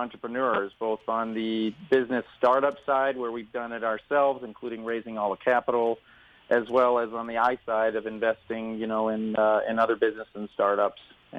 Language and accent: English; Omaha, Nebraska, United States; moved away as an adult; I moved out from Omaha, Nebraska, where I was born from, in hopes of being a rock and roll star.